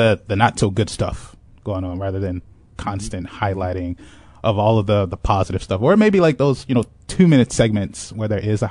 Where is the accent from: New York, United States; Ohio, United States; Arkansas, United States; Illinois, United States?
Illinois, United States; Chicago; I grew up in Inglewood, which is on the south side of Chicago